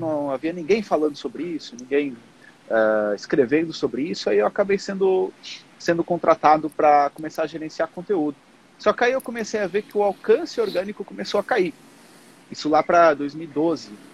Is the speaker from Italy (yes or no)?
no; Portugal; moved away as an adult; now in Brazil; eu, como sempre vivi em Portugal a minha vida toda, eu nasci no Brasil, mas com três anos eu fui para Portugal.